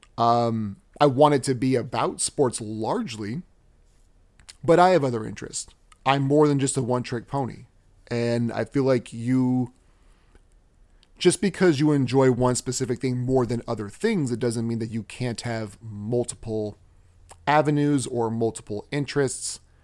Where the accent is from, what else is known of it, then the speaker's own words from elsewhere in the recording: Alaska, United States; also born or lived in Texas; I've been in Alaska forever